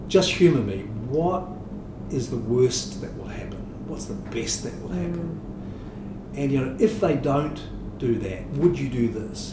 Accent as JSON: {"language": "English", "country": "New Zealand", "also_born_or_lived": "Singapore", "said": "I'm grateful to be a New Zealander in 2020"}